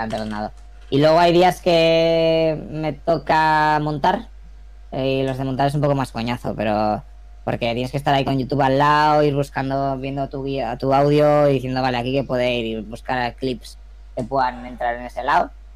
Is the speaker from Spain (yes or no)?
yes; Burgos, Castile and León, Spain; moved away as an adult; also born or lived in Alicante / Germany; yo soy de Burgos, pero vine aquí a hacer la carrera de comunicación visual